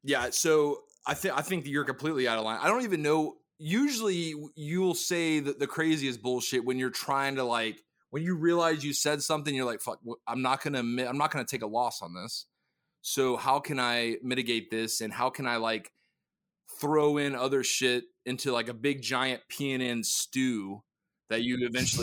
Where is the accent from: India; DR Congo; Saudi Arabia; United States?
Saudi Arabia; born there; Well, technically I was born in Saudi Arabia.